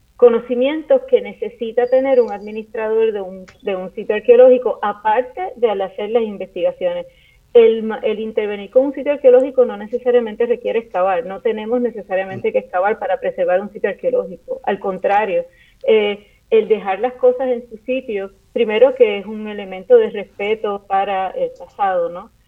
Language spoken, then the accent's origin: Spanish; Puerto Rico; nuestra isla